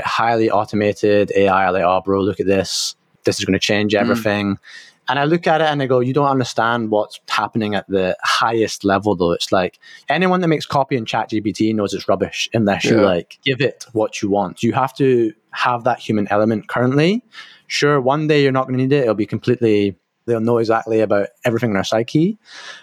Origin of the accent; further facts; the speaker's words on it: Scotland, United Kingdom; I'm from Scotland